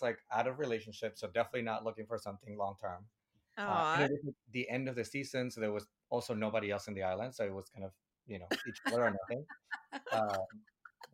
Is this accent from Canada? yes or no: no; Venezuela; now in New York, United States; I'm from Venezuela originally, but I guess I've been in the U.S. now for, 18 years or something, and 15 of those have been in New York.